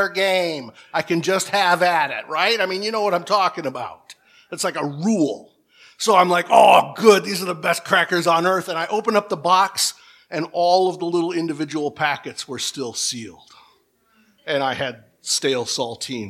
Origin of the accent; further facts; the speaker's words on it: Michigan, United States; We're both from Michigan